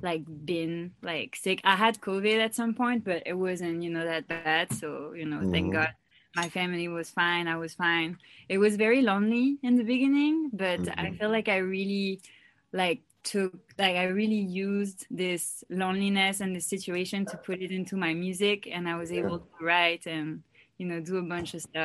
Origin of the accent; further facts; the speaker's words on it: Paris, Île-de-France, France; English is a second language; moved away as an adult; now in Los Angeles, United States; I'm from France. I was born in France and raised there. I moved to Los Angeles 5 years ago